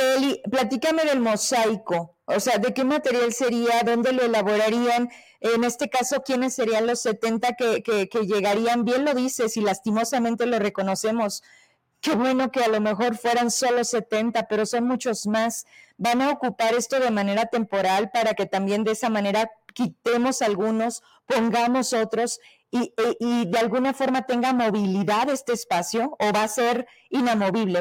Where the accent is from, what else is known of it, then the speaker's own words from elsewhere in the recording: Fresnillo, Zacatecas, Mexico; yo que soy de Fresnillo